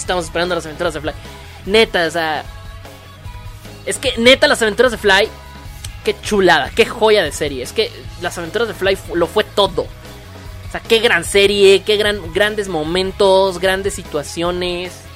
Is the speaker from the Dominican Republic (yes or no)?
no; Mexico; Los que somos de México